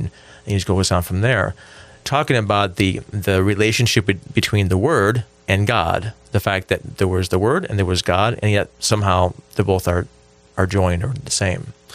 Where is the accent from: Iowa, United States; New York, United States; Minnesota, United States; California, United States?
New York, United States; Buffalo; I grew up in Buffalo, New York, and it would snow a lot there.